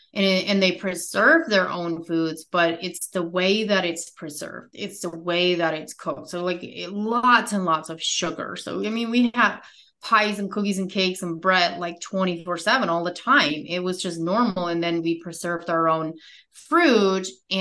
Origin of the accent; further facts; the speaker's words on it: United States; I grew up in America